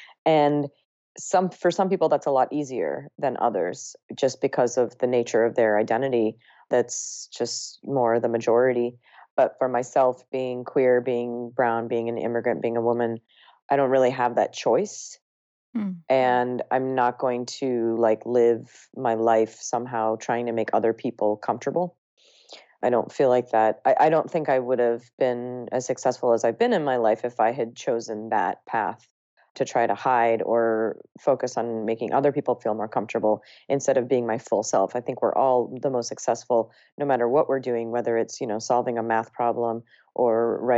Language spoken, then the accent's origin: English; Ohio, United States; And then I also ate pizza and hamburgers growing up in Ohio.